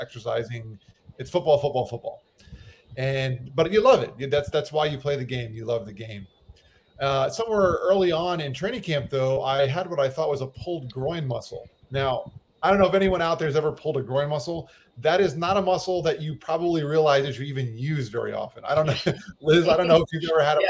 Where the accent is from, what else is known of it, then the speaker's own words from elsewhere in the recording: west of Fort Lauderdale, South Florida, United States; also born or lived in New York; I grew up in South Florida. I was actually born in New York, and I moved to South Florida when I was just a kid. My parents moved out to an area west of Fort Lauderdale